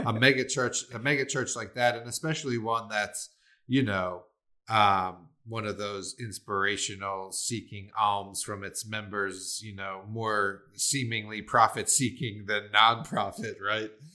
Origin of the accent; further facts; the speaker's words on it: Maryland, United States; moved away; my hometown and back in Maryland, you know, I just wanted to see in the small little two one nine two one zip code where I grew up